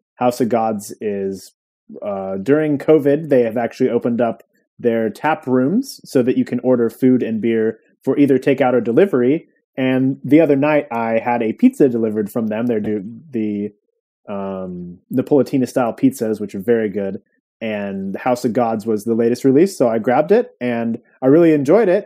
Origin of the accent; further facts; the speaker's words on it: Santa Cruz, California, United States; my hometown of Santa Cruz